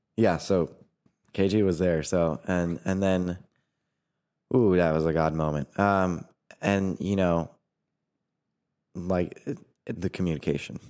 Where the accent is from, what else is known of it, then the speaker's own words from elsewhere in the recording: New Hampshire, United States; moved away as an adult; also born or lived in Brazil; now in Indiana, United States; I'm originally from New Hampshire.